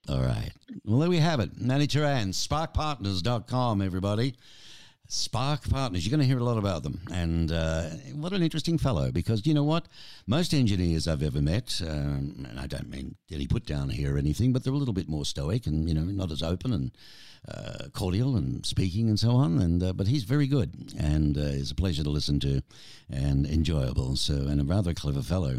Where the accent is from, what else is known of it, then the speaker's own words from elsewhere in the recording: Australia; now in Tucson, United States; I'm Australian